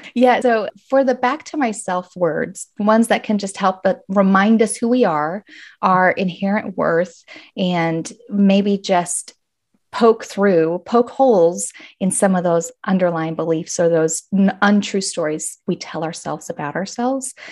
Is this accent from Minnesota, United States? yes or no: no; Arizona, United States; moved away as an adult; But I am back in my home state of Arizona